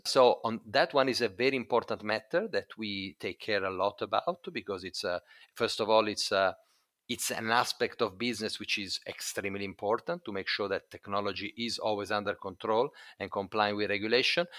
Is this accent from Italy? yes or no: yes; Italy; Italy, my home country